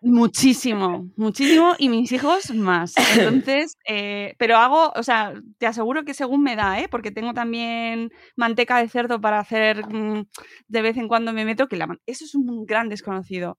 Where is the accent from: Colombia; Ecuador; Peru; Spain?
Spain; Extremadura; estoy pensando en las flores extremeñas que es, mm, mi pueblo las hacían y las siguen haciendo en las bodas